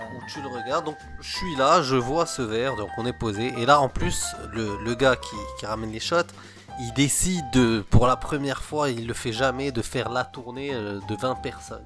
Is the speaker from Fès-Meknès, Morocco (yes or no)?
no; Casablanca, Casablanca-Settat, Morocco; moved away; j'ai grandi au Maroc, donc à l'époque, on était à Casablanca.